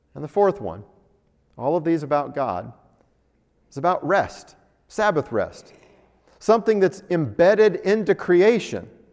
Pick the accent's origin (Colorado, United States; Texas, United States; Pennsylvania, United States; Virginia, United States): Colorado, United States; Denver; now in Albuquerque, United States; I grew up driving in Denver, where you've got the mountains